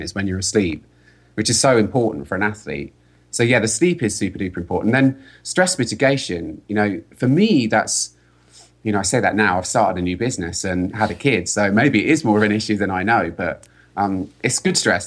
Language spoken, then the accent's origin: English; London, United Kingdom; moved away as an adult; now in California, United States; I'm British, I'm from London, and I was living in California.